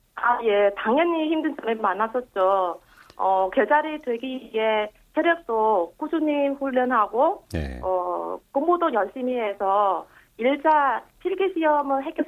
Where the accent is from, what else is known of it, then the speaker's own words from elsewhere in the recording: Vietnam; Korean is a second language; moved away as an adult; now in Yeosu, South Korea; 제가 태어났던 베트남 국적은 포기했는데요